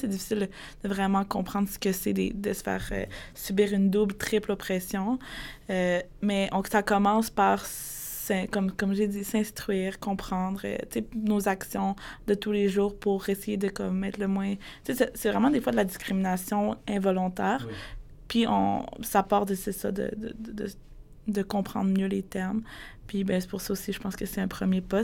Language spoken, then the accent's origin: French; Quebec, Canada; grandi dans une famille où est-ce que pour eux, je suis une Québécoise parce que j'ai comme été québécisée